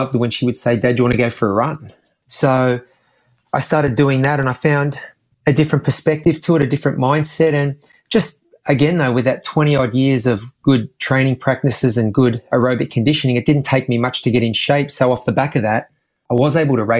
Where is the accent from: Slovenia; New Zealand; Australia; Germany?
Australia; all kids growing up in Australia, you know, because of our climate, I think we're an outdoorsy sort of culture